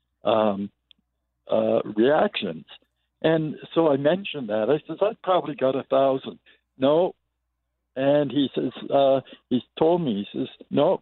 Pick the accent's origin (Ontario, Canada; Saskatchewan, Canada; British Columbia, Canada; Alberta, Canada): Ontario, Canada; Toronto; moved away as an adult; now in Calgary, Canada; I'm originally from Toronto. I grew up there.